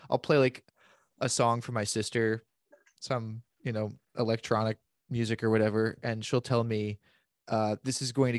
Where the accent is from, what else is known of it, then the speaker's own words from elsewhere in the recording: Florida, United States; growing up in Florida